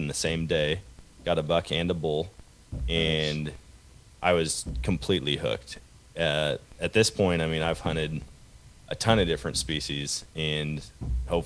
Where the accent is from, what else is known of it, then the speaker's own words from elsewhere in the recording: Wisconsin, United States; now in Missouri, United States; I was born and raised in Wisconsin. I live in Missouri now